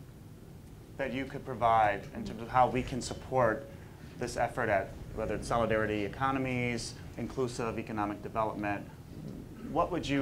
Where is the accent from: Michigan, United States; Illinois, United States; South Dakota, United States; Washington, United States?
Illinois, United States; Chicago; now in New York City, United States; my hometown of Chicago